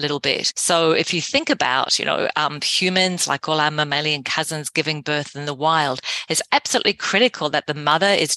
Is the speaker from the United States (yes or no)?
no; Whangarei, Northland, New Zealand; my father was an obstetrician in my hometown of Whangarei in New Zealand